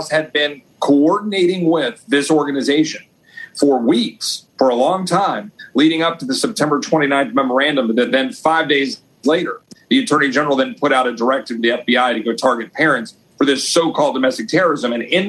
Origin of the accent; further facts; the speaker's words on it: Loudoun County, Virginia, United States; now in Texas, United States; longtime Texas roots dating back to the 1850s, my mom and dad moved up to that neck of the woods in Northern Virginia. And so I grew up in Loudoun County proudly.